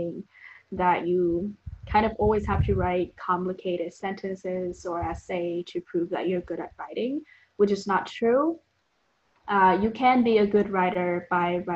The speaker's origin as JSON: {"language": "English", "country": "Vietnam", "second_language": "English", "moved": "as an adult"}